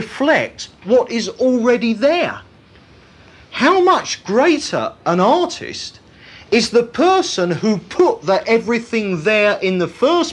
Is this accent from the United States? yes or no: no; United Kingdom; all our British reserve and inhibitions